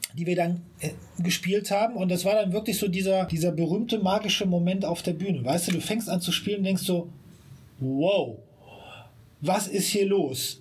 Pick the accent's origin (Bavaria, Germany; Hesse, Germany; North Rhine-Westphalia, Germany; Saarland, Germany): North Rhine-Westphalia, Germany; Siegburg; moved away as an adult; now in Bonn, Germany; ich bin gebürtiger Siegburger ja. und habe lange Zeit so, wie es so schön heißt, im Umland geliebt